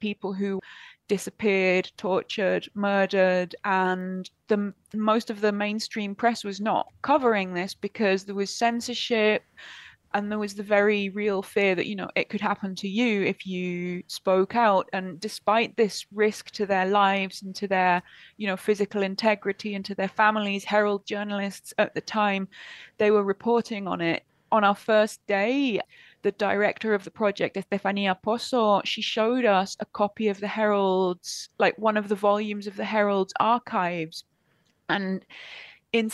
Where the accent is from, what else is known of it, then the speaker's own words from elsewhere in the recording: United Kingdom; now in Argentina; certainly as a Brit I really struggle to get my head around